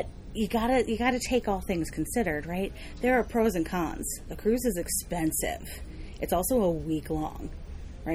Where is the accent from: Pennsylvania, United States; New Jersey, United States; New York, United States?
New York, United States; New York City; from Brooklyn, New